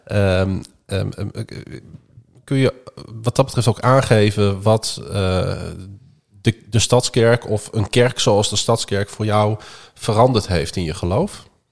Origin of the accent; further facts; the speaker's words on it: Groningen, Netherlands; mijn ouders die zijn geboren en getogen stadjes. En ik ben dat ook.